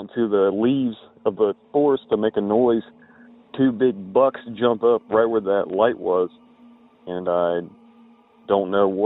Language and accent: English; Southern Ohio, United States; I'm from Southern Ohio